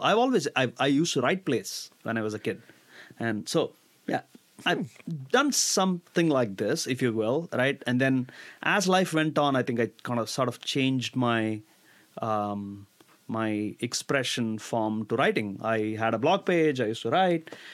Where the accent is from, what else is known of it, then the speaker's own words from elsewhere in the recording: India; moved away as an adult; now in United States; Growing up in India